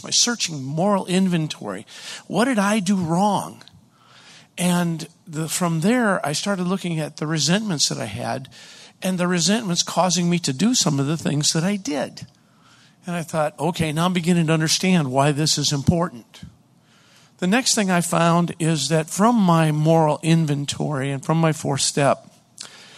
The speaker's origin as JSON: {"language": "English", "town": "Hollis", "region": "New Hampshire", "country": "United States", "said": "I'm from Hollis, New Hampshire"}